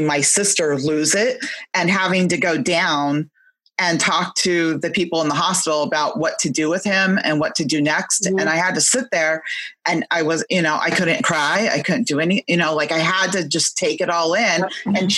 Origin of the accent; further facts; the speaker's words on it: California, United States; I'm from California, so I was in California, and I was always flying out to my father, wherever he lived